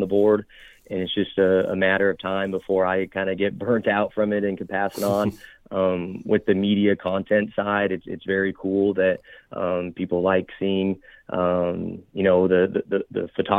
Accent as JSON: {"language": "English", "region": "Nevada", "country": "United States", "tie": "born or raised there", "said": "Chukar hunting is just something I was raised around in Northern Nevada. I'm grateful for my father to get me involved."}